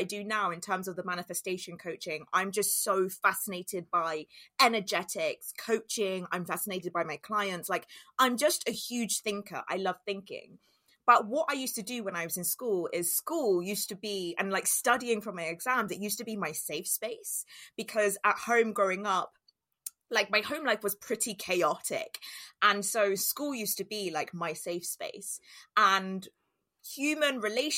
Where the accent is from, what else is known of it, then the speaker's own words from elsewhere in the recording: London, United Kingdom; I grew up in Walthamstow, which is northeast London